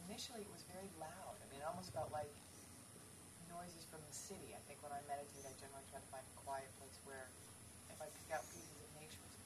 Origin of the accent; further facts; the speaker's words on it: Montana, United States; growing up in Montana, really close to Glacier Park